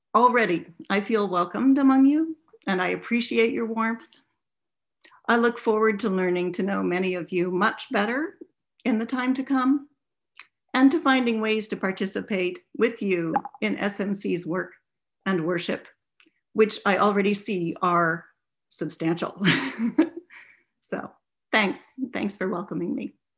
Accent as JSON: {"language": "English", "town": "Bluffton", "region": "Ohio", "country": "United States", "tie": "born or raised there", "also_born_or_lived": "Maryland / Hyattsville, Maryland", "moved": "yes", "lives_now": "Seattle, United States", "said": "I spent my grade school years at First Mennonite Church in Bluffton, Ohio, where I was also baptized"}